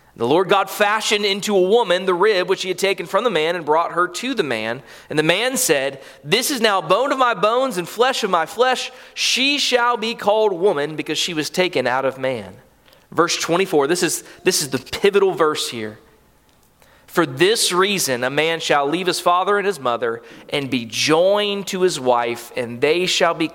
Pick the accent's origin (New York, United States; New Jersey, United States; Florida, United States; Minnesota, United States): Florida, United States; Callahan; I was raised here in Callahan